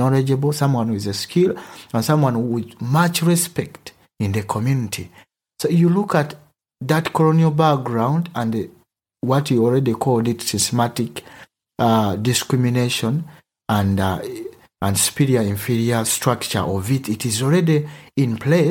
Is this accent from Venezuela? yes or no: no; Uganda; accent: Ugandan; first language Luganda; English is a second language; moved away as an adult; now in Germany; I come from Uganda, but my mother language is Luganda